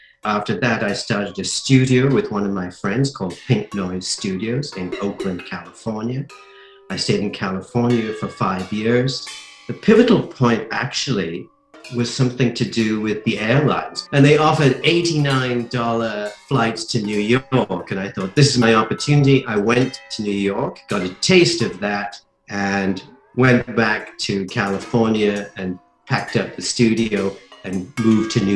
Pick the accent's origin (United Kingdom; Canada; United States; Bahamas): United Kingdom; Whitley Bay, North East England; moved away; also born or lived in Leeds / Newcastle; I grew up in England, in the United Kingdom, in North England, in a little town called Whitley Bay.